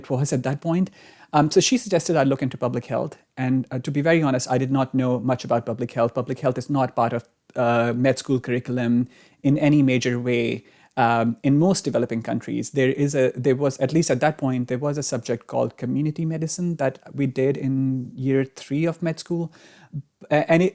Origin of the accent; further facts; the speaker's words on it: Pakistan; moved away; I was born in Pakistan